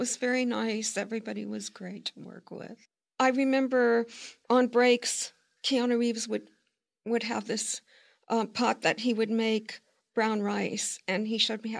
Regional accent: Brussels, Brussels-Capital Region, Belgium; moved away; I said, Brussels, Belgium.

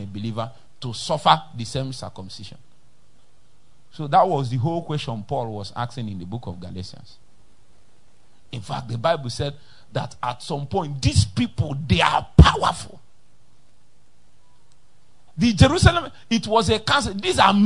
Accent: Nnewi, Anambra, Nigeria; I'm from Newi

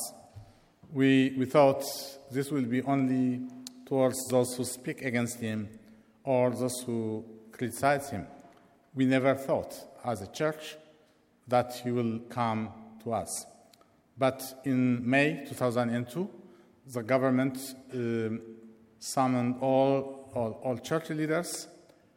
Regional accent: Eritrea; now in London, United Kingdom; I am from Eritrea

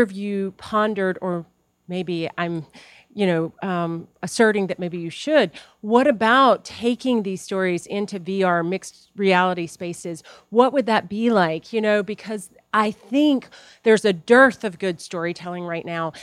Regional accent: the South, Appalachia, United States; moved away; I'm originally from the South, Appalachia

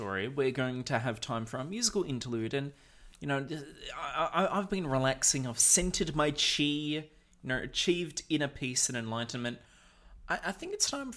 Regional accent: Australia; we here in Australia

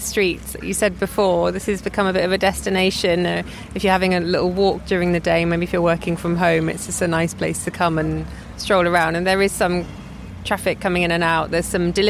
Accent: United Kingdom; as a British person

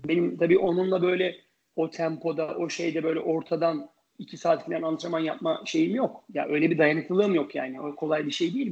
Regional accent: Ankara, Turkey; moved away as an adult; also born or lived in New York, United States; on yaşında tenise Ankara Spor Kulübü'nde başladım. E, daha sonra, e, sırasıyla Ankara Tenis Kulübü'nde, e, oynadım

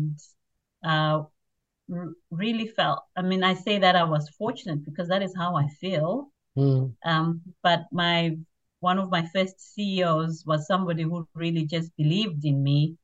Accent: Zimbabwe; now in Australia; I grew up in Zimbabwe, which is in Southern Africa

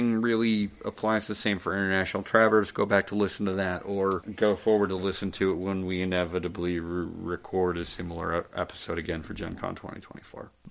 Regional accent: United States; me being an American

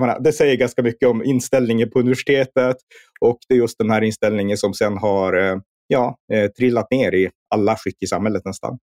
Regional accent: Norrland, Sweden; när jag växte upp här uppe i Norrland

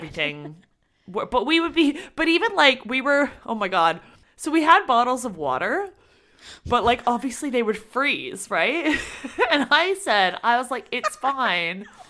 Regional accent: near Toronto, Ontario, Canada; we're from Toronto, well, near Toronto

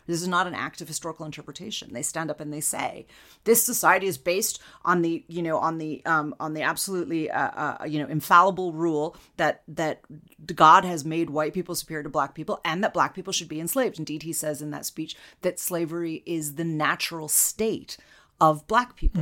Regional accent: United States; as an American

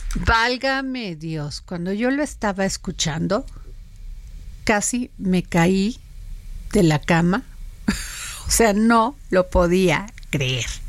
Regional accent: Veracruz, Mexico; Yo soy veracruzana

